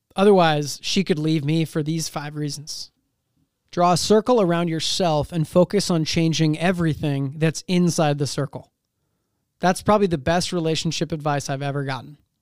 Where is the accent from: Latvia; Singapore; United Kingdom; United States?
United States; Seattle, Washington; I'm from Seattle